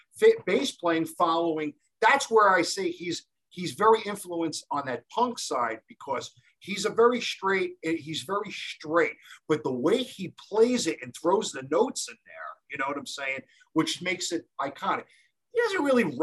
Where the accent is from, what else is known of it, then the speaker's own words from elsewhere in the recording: New York City, New York, United States; growing up in Canarsie, Brooklyn